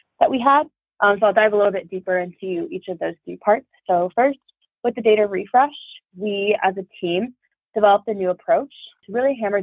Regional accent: Troy, Michigan, United States; my hometown is in Troy, Michigan

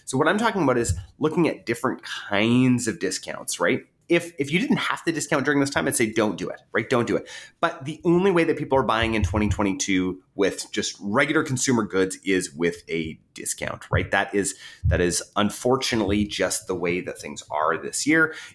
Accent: Canada; I'm Canadian

